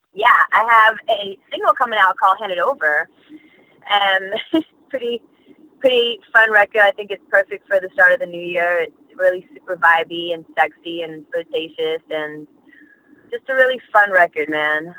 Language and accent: English; Australia; also born or lived in Malaysia / New York; now in United States; being born in Malaysia, growing up in Australia